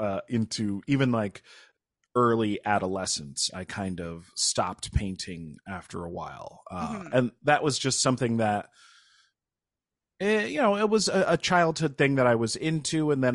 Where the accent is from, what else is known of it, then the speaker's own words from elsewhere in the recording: New Paltz, New York, United States; also born or lived in Kingston; So I'm from about 2 hours north of New York City. I was born in Kingston, but was raised in New Paltz. That's where my parents brought me home to.